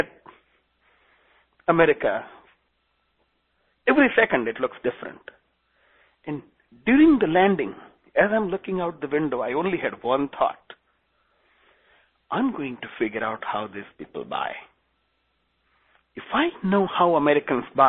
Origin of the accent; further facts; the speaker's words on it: India; English is a second language; moved away as an adult; now in United States; I'm originally from India. And I do have a very thick accent